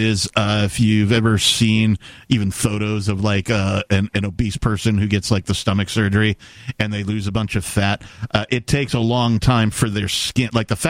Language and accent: English; Wisconsin, United States; I'm from Wisconsin. Don't take my liver, right?